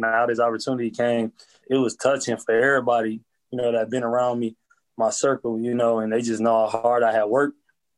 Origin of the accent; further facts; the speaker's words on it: Flint, Michigan, United States; You got to think, around my era, we were number one, number two in the country with murders per year.